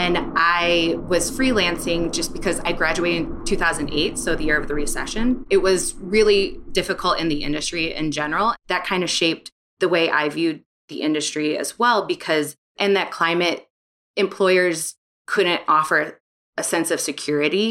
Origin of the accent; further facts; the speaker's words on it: St. Louis, Missouri, United States; moved away; also born or lived in Chicago; growing up in St. Louis.